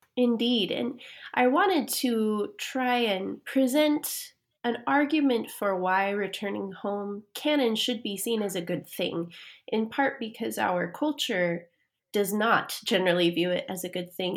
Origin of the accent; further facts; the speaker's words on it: Fruitland, Idaho, United States; moved away; also born or lived in Emmett, Idaho; I grew up in Fruitland, named for the orchards that once existed there.